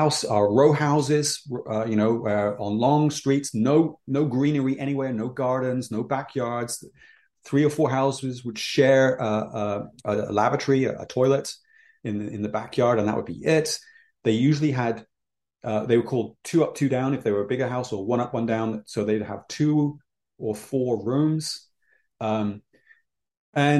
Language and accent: English; England, United Kingdom; I grew up in England.